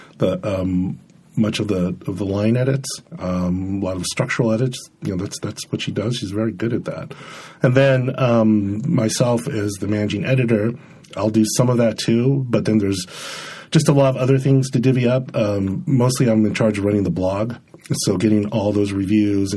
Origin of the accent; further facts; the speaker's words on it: San Diego, California, United States; also born or lived in Los Angeles; I am from California. I was born in L.A., and I grew up mostly in San Diego